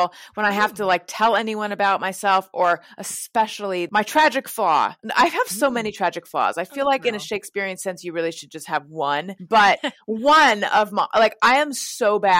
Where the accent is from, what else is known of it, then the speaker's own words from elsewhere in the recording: Orange County, California, United States; also born or lived in Oakland, California / New York; I was born in Oakland, grew up in Orange County, lived in New York for a number of years.